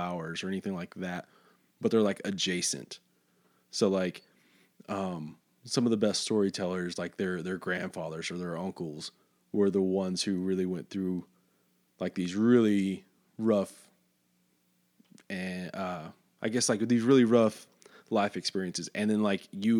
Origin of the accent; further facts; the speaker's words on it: Fort Stockton, Texas, United States; I'm from Fort Stockton, which is like in the middle of West Texas